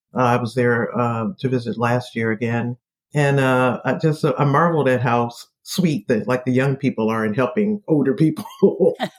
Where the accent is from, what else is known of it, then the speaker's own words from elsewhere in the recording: Detroit, Michigan, United States; moved away as an adult; now in Washington, D.C., United States; I'm from Detroit, born and raised there.